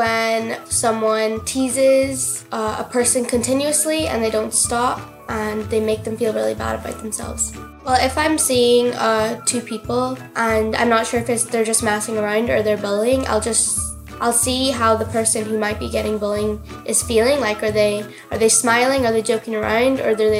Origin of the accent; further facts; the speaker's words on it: Letterkenny, Ulster, Ireland; I'm 11 years old and I'm from Letterkenny.